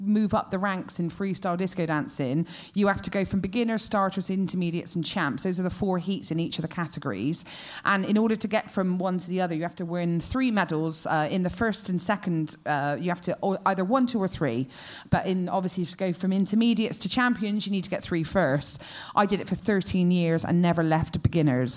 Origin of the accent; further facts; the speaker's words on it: Bristol, South West England, United Kingdom; moved away; also born or lived in Wales; I'm from Bristol, but did live in Wales for about 9 years.